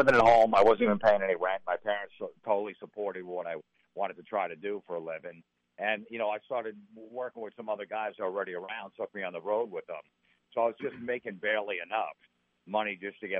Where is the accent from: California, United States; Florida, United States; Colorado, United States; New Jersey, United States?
New Jersey, United States; also born or lived in Brooklyn, New York; I've lived in New Jersey pretty much the rest of my life